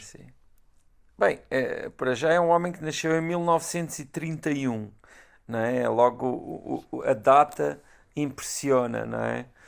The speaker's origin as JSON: {"language": "Portuguese", "town": "Galveias", "region": "Alentejo", "country": "Portugal", "tie": "born or raised there", "said": "Galveias, como não podia deixar de claro. ser a minha terra"}